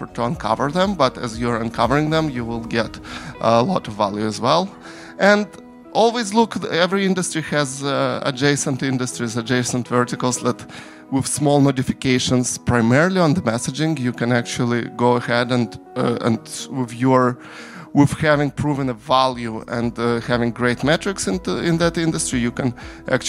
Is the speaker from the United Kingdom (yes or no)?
no; Ukraine; moved away; I'm from Ukraine originally.